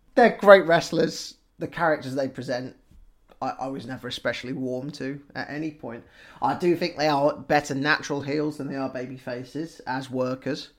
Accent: United Kingdom; we as British people

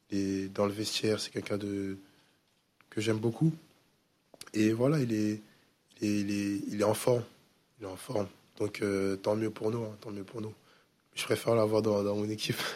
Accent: Le Havre, Normandy, France; moi je viens du Havre, ça, fait, bah, ça va faire une saison que je suis là

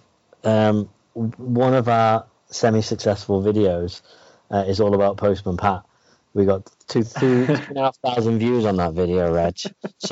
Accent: Wales, United Kingdom; I grew up in Wales

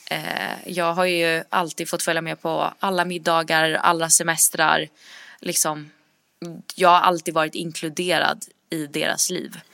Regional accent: Sweden; moved away; jag var hemma i Sverige nu i mars

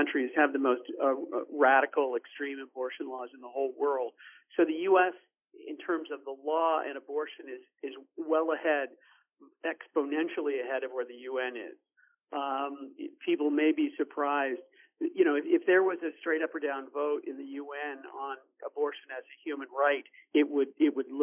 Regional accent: United States; we as American pro-lifers

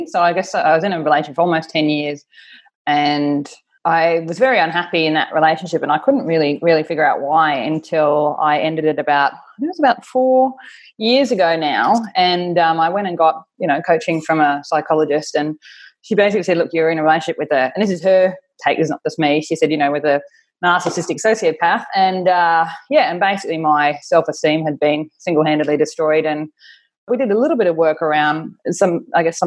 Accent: Australia; now in Auckland, New Zealand; I'm Australian. I'm currently living in Auckland in New Zealand with my partner, Perry.

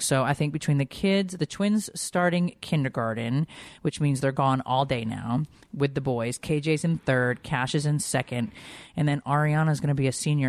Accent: Connecticut, United States; moved away; I grew up in Connecticut

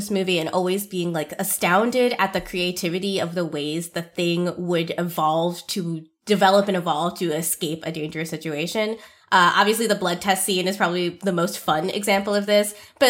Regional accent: New England, United States; Maybe this is only relevant to me because I grew up in New England, where people are obsessed with the first 13 colonies.

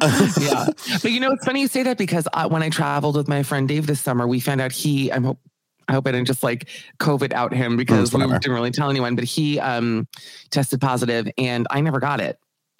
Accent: Aventura, Florida, United States; also born or lived in Miami Beach, Florida; So I'm from a place in Florida, not born here, but from Aventura, Florida. I was born in Miami Beach. We moved here when I was 10. That's actually where I am right now.

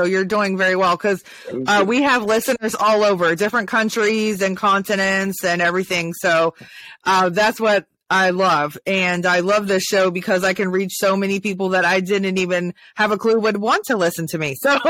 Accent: Maryland, United States; also born or lived in Ohio; So I came from the North and I moved to the South. So even moving from Ohio, so Maryland to Ohio, which is not that far away, it's like 300 something miles. Nobody understood what I was saying because I talked in the slang that was in Maryland.

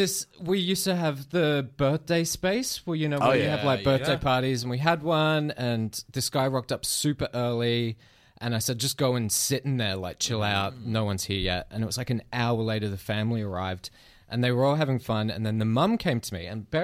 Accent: Philippines; also born or lived in Australia; No, I grew up in the Philippines and so I was playing with rabid dogs like pretty much every day.

